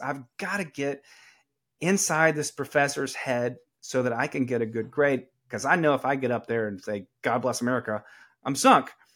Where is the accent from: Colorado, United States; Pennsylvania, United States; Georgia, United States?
Georgia, United States; Atlanta; accent: Southern; moved away as an adult; also born or lived in New York City; I am from Atlanta, Georgia. I'm eighth generation Georgia.